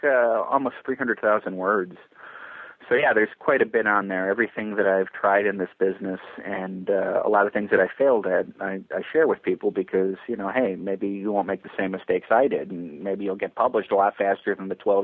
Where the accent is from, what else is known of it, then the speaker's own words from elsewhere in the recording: Chicago, Illinois, United States; I'm from Chicago, a big TV town